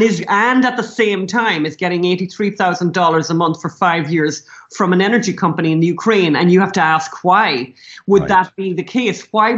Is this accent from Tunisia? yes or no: no; Ireland; as Irish people, we can't say anything much about drug addiction or alcoholism, right? Because we kind of invented that and exported it successfully around the world.